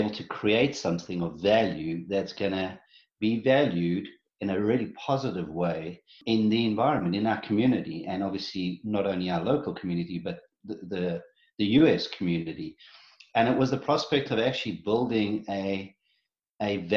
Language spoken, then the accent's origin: English; South Africa; moved away as an adult; also born or lived in New Jersey / Ohio; now in Columbus, United States; I was born and raised in South Africa, got married and had three kids in South Africa